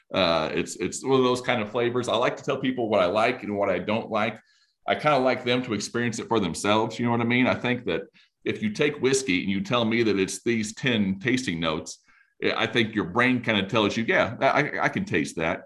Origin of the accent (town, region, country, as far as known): Indiana, United States